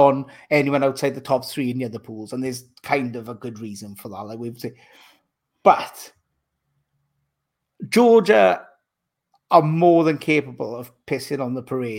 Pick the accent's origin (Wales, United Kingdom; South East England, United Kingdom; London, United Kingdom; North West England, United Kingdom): Wales, United Kingdom; As a Welshman